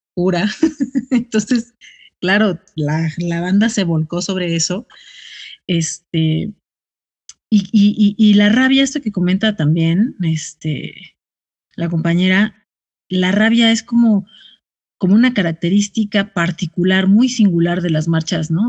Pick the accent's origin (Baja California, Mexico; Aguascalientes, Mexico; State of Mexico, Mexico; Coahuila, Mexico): State of Mexico, Mexico; Ciudad Nezahualcóyotl; yo soy de Ciudad Neza